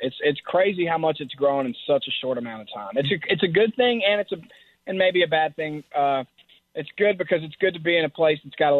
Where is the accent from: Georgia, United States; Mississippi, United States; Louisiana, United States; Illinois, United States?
Mississippi, United States; Philadelphia; moved away as an adult; now in Nashville, United States; I'm from Philadelphia, Mississippi, which is just a couple hours south of here.